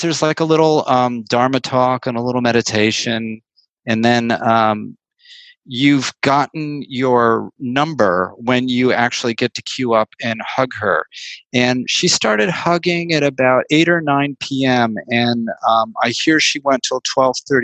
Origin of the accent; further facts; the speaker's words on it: New York City, New York, United States; also born or lived in Woodstock, New York; now in San Francisco, United States; growing up in New York City in the 60s and the 70s was just the most extraordinary petri dish imaginable